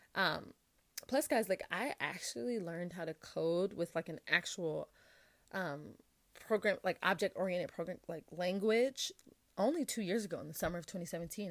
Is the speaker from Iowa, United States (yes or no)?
no; Atlanta, Georgia, United States; I'm from Atlanta, went to high school at Westlake High School.